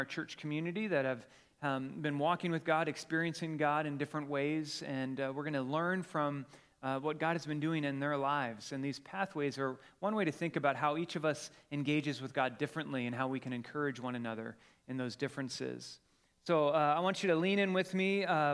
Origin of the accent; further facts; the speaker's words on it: Colorado, United States; moved away; we're from Colorado